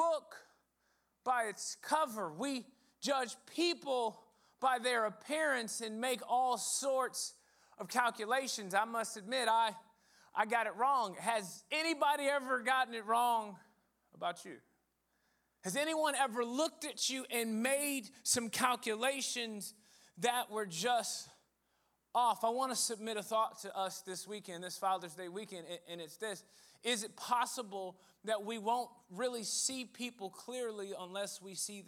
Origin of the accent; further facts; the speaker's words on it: Rockford, Illinois, United States; now in Dallas, United States; I started going to a predominantly white large church in Rockford, Illinois